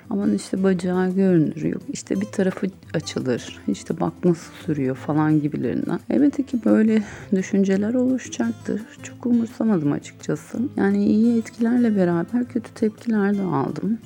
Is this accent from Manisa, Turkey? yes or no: no; İzmir, Turkey; İzmir Bornova doğumluyum.